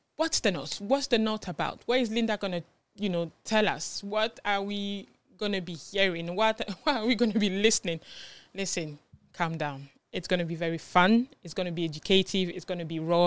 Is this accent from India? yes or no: no; France; moved away as an adult; also born or lived in Ghana; now in United Kingdom; I am from Ghana originally, but I was born in France and I came to the U K when I was about, I think, nineteen or twenty